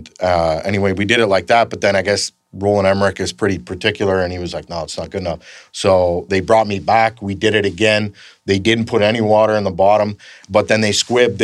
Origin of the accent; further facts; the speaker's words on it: Canada; I'm from Canada